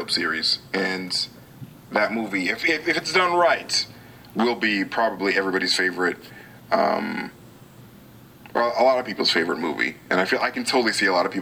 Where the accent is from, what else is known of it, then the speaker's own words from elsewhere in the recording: Boston, Massachusetts, United States; I'm from Boston